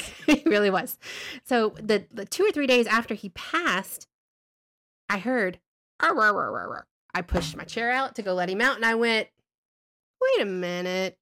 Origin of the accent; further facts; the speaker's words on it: Alabama, United States; We're from Alabama